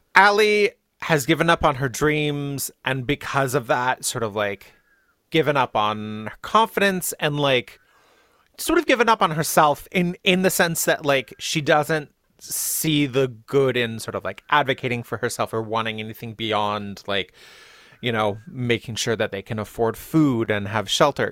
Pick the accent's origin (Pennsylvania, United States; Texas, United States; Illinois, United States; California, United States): California, United States; Riverside; I am from Riverside, which is in the high desert in SoCal